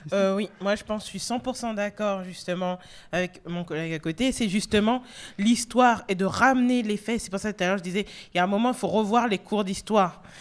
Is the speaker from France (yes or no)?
yes; France; also born or lived in North America; c'était plus facile pour moi d'être française que, ça ne l'est en France